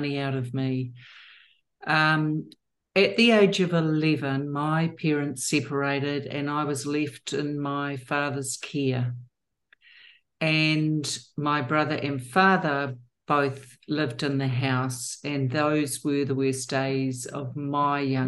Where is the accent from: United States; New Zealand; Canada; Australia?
New Zealand; I was born and bred in New Zealand